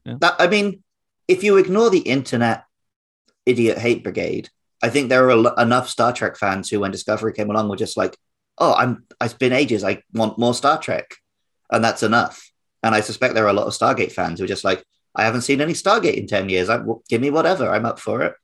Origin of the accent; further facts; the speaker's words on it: United Kingdom; now in Japan; growing up near London